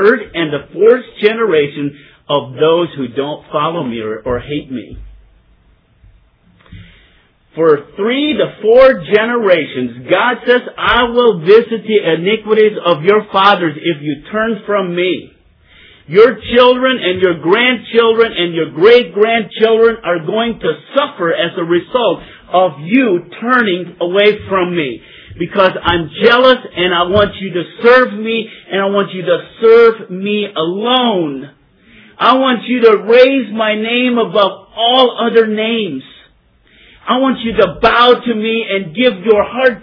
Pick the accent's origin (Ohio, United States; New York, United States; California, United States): Ohio, United States; Ashland; I am from Ashland, Ohio.